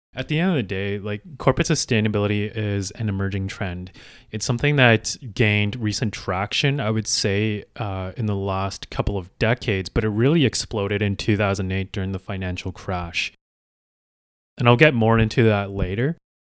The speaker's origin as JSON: {"language": "English", "town": "Calgary", "region": "Alberta", "country": "Canada", "said": "I am originally from Calgary, Alberta."}